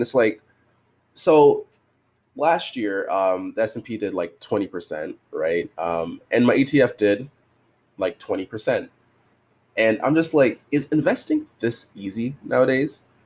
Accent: Canada; I'm Canadian

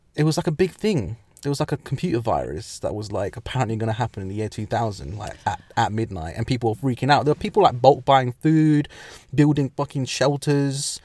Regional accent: England, United Kingdom; also born or lived in Midlands; we as English people, as in England

